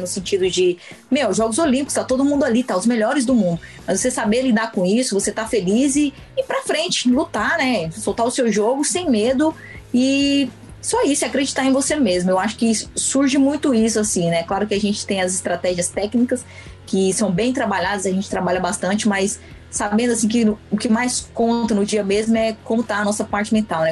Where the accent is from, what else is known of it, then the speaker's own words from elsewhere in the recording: interior of Goiás, Brazil; eu sou de uma cidade do interior de Goiás, uma cidade de menos de 10 mil habitantes